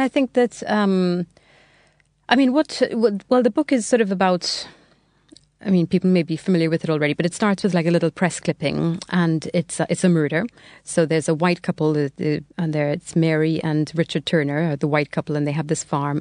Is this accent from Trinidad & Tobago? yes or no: yes; Trinidad & Tobago; moved away as an adult; now in England; I'm from Trinidad originally. So, um, yeah, so I was born there and I lived there until I was 18.